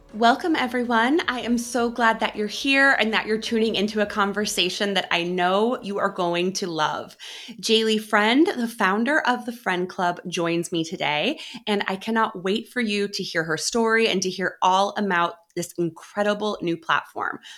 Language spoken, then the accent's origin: English; Midwest, United States; moved away; I am from the Midwest originally